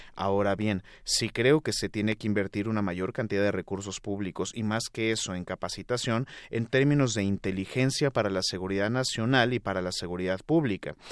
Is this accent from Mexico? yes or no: yes; Mexico; México, nuestro país